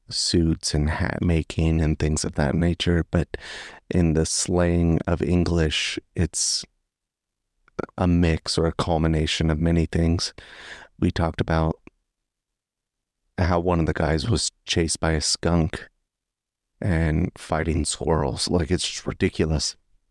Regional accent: Florida, United States; I am from Florida. Middle of nowhere, Florida, but Florida. We had skunks, yeah. We had boar.

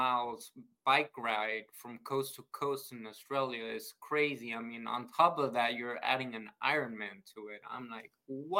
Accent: Houston, Texas, United States; also born or lived in Mexico City, Mexico; I'm from Texas. My family moved from Mexico City to Houston, to Texas. So I'm kind of used to the heat

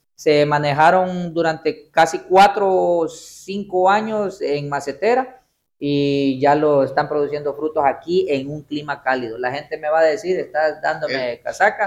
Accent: Gracias, Lempira, Honduras; moved away; soy oriundo de Gracia Lempira

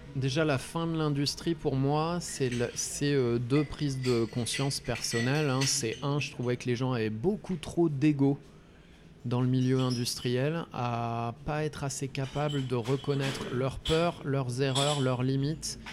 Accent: Ardennes, Grand Est, France; moved away as an adult; also born or lived in Lyon / Nord; now in Concarneau, France; j'ai grandi dans les Ardennes euh, avant d'être à Lyon. J'ai fait ma scolarité dans les Ardennes

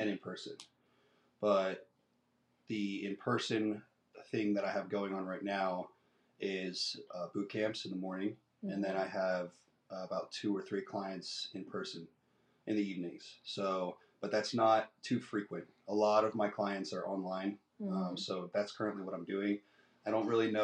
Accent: Tampa, Florida, United States; moved away as an adult; also born or lived in South New Jersey; now in San Angelo, United States; I was raised in Tampa, Florida. I lived in Tampa, Florida probably until I was 19 years old

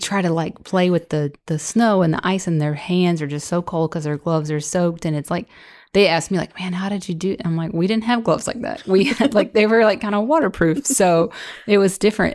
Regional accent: West Virginia, United States; moved away; growing up in West Virginia, we had harsh winters, lots of snow

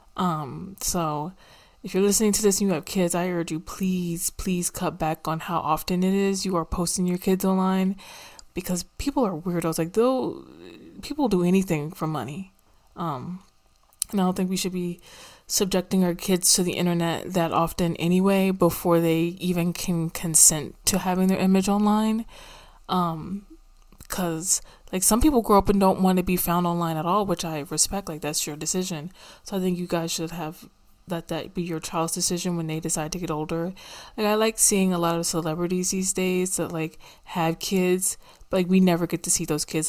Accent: United States; I don't really like having to claim America, but that's where the hell I'm from

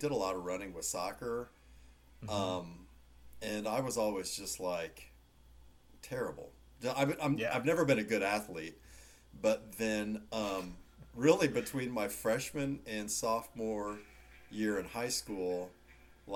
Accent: Raytown, Missouri, United States; I grew up in kind of the Raytown area

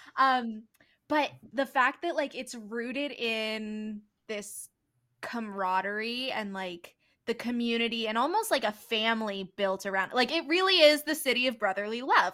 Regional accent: Philadelphia, Pennsylvania, United States; I'm born and raised in the Philly-ish

